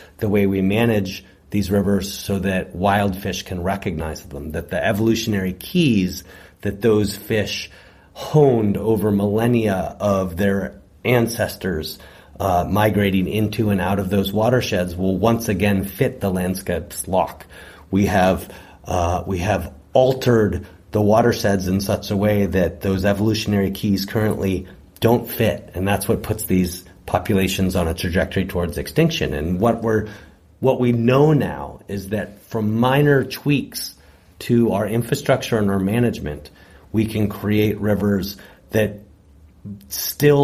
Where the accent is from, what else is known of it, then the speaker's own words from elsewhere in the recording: California, United States; as Californians, we really live on the landscape